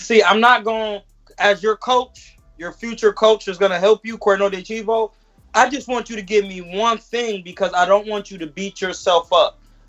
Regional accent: Ohio, United States; Yeah. Like, I'm from Ohio.

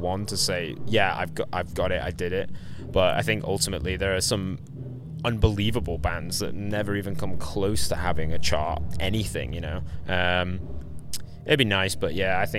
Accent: England, United Kingdom; we're English

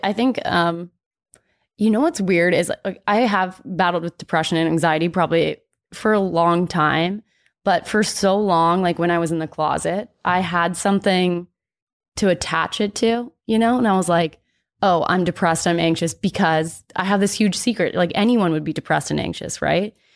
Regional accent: Dallas, Texas, United States; moved away as an adult; also born or lived in Oklahoma; growing up in Texas and then being in Oklahoma

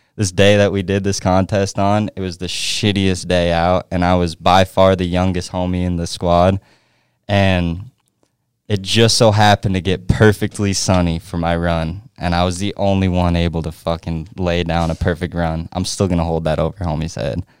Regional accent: Edwards, Colorado, United States; moved away; I'm from Edwards, Edwards, Colorado

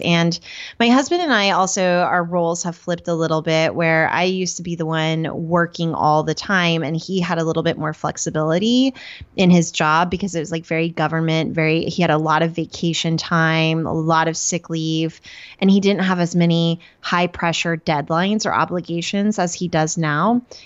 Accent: Norman, Oklahoma, United States; moved away as an adult; now in Detroit area, United States; Before that, I lived in Norman, Oklahoma. That's where I grew up

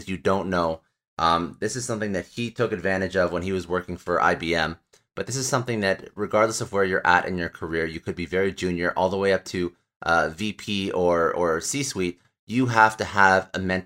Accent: Canada; I'm Canadian

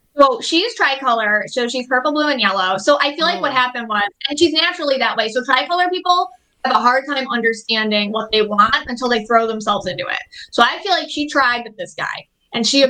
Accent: Buffalo, New York, United States; I'm from Buffalo, New York

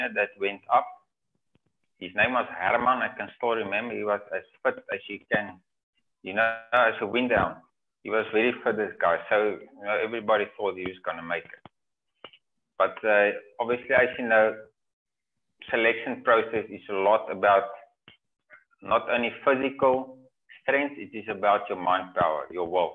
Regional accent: Cape Province, South Africa; I'm from Cape Province.

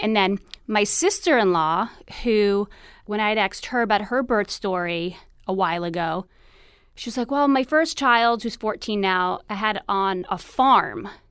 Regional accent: New York City, New York, United States; moved away as an adult; now in Venice, California, United States; I'm originally from New York City, uh, born and raised in Queens

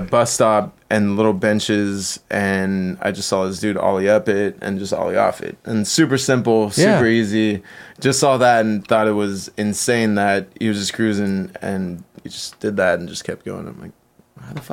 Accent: Chula Vista, California, United States; growing up in San Diego, there's a big reggae scene

